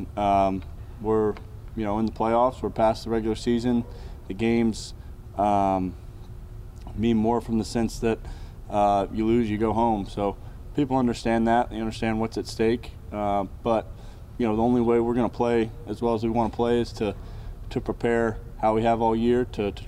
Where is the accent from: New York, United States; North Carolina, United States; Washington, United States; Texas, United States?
North Carolina, United States; Charlotte; growing up in Charlotte when the Panthers went to the Super Bowl in 2004, I remember that.